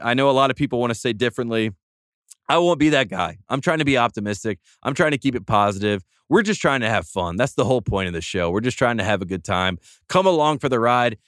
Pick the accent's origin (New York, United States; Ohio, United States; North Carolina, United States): North Carolina, United States; I'm from North Carolina